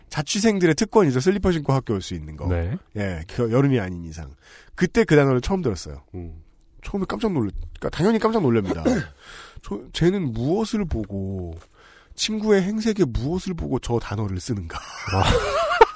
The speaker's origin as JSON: {"language": "Korean", "region": "Seoul", "country": "South Korea", "tie": "born or raised there", "said": "이 서울에서 나고 자란 저는"}